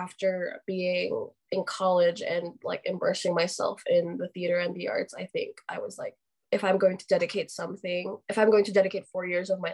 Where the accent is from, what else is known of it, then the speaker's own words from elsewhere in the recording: Philippines; moved away as an adult; now in Utah, United States; I am Filipino. I grew up in the Philippines, but I am currently studying at Brigham Young University